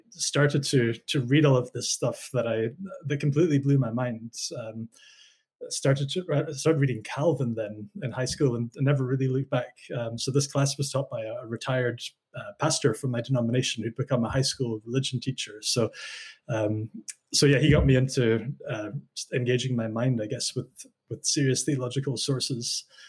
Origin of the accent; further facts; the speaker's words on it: Highlands of Scotland, United Kingdom; So I am Scottish. I grew up in the Highlands of Scotland, very much between two cultures. So on one side of my family, English-speaking Lowland Scots, and on the other side of my family, Gaelic-speaking Hebridean Scots.